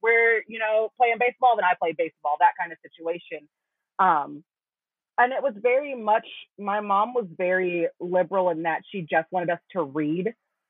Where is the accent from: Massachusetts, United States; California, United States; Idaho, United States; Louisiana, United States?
California, United States; San Pedro; In San Pedro, California. So for those who don't know, most people don't know, San Pedro is a super small suburb of Los Angeles.